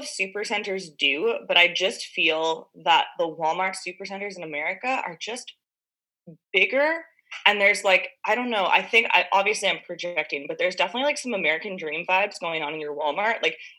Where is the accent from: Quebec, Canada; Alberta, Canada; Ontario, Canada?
Quebec, Canada; Montreal; I'm from Montreal.